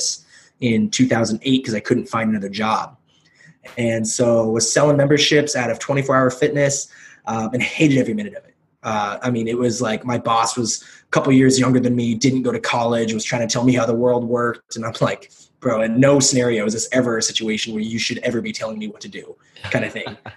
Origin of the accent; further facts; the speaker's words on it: Kelso, Washington, United States; also born or lived in South Korea / Portland, Oregon; I grew up in like rural Washington, in Kelso, Washington